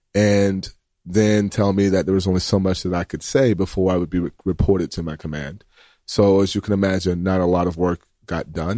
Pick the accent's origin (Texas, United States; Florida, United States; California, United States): Florida, United States; Graceville; I'm from Graceville, Florida, which is, uh, a small town